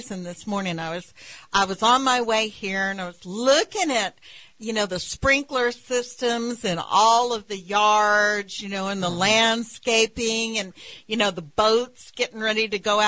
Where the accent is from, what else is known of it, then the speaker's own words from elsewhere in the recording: West Texas, United States; growing up in West Texas